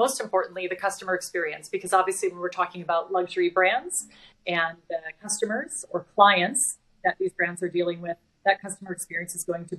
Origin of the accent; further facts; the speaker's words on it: Wisconsin, United States; also born or lived in Texas; So I am from Wisconsin originally, and then moved to Texas, where I went to school at the University of Texas in Austin.